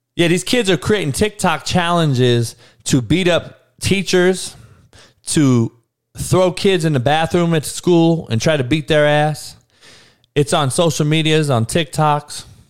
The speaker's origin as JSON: {"language": "English", "town": "Compton", "region": "California", "country": "United States", "tie": "born or raised there", "said": "I grew up in Compton, dog, in the hood, in the worst neighborhood"}